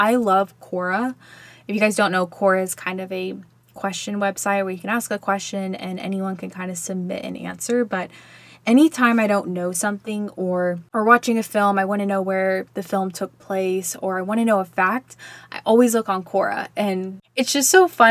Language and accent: English; Texas, United States; I grew up in Texas